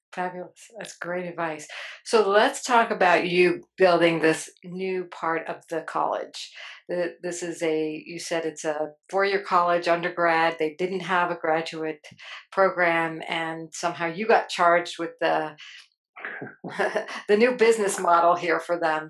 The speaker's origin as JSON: {"language": "English", "region": "New Jersey", "country": "United States", "said": "I'm from Jersey too"}